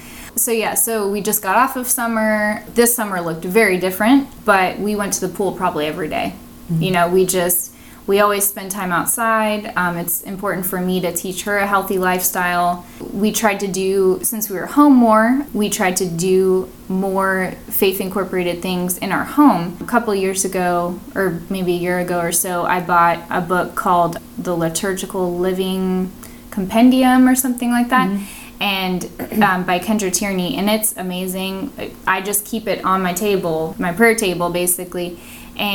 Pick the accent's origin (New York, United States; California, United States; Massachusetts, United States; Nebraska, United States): Massachusetts, United States; also born or lived in New Hampshire; Like, I grew up in Massachusetts and New Hampshire, but you come down here and it's just you adjust to the Florida weather and it's just like no more.